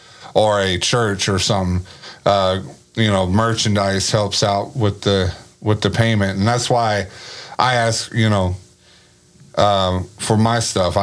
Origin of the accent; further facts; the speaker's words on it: Grand Prairie, Texas, United States; when I lived in Grand Prairie, because I'm from Grand Prairie. Okay. Originally born and raised, GP baby.